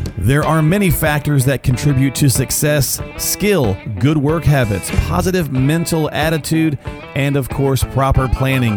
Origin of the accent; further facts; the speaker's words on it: the South, United States; I'm a Southerner